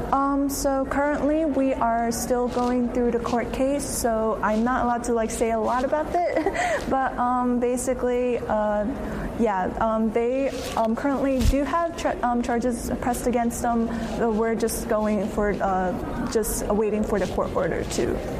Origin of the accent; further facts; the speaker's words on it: Philadelphia, Pennsylvania, United States; I was born and raised in Philadelphia